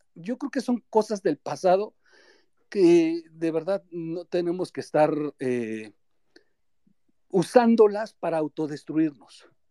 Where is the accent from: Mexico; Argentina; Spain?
Mexico; todos somos mexicanos